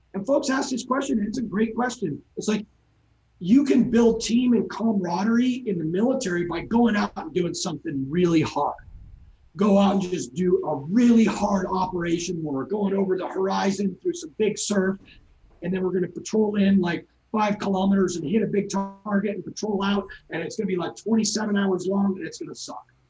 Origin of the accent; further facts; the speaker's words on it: San Clemente, California, United States; moved away; also born or lived in Newport Beach; I, I, grew up in San Clemente, and my parents still live there